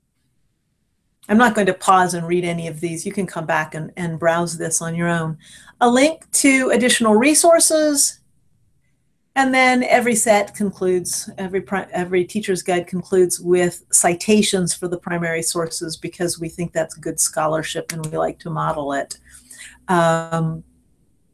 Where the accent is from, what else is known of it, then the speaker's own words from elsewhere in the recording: Cleveland, Ohio, United States; I grew up near Cleveland, Ohio